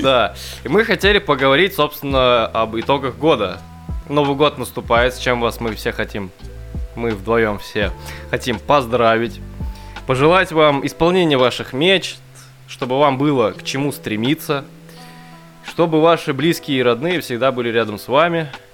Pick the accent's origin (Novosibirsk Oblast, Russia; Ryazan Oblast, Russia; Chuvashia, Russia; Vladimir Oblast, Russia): Novosibirsk Oblast, Russia; Novosibirsk; мы из Новосибирска